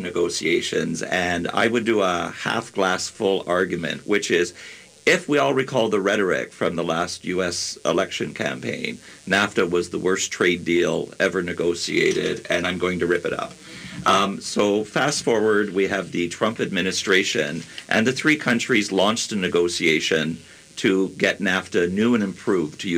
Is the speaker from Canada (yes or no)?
yes; Canada; as a Canadian